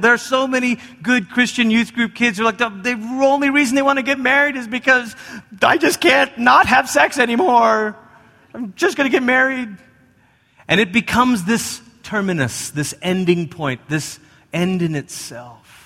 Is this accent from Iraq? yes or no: no; Malaysia; moved away; I grew up in Malaysia